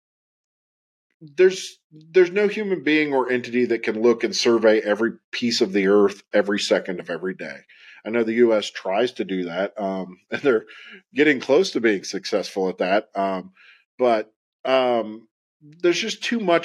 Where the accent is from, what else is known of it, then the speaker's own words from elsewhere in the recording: West Virginia, United States; I grew up in Appalachia. I grew up in West Virginia.